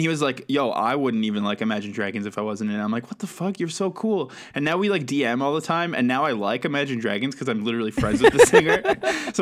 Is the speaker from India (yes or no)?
no; Canada; also born or lived in Burnaby, Canada; I'm Canadian